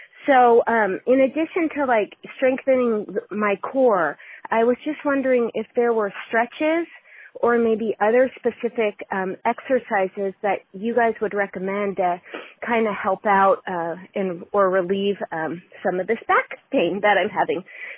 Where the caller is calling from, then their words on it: California, United States; I am calling from California.